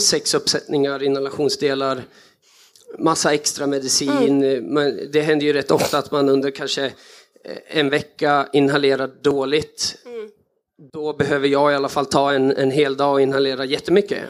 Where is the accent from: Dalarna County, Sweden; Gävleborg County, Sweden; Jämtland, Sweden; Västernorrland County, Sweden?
Jämtland, Sweden; Östersund; jag växte upp i Jämtland med mycket friluftsliv